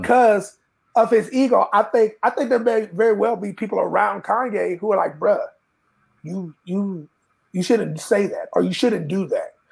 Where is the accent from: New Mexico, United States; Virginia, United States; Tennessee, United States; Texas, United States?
Texas, United States; growing up in Texas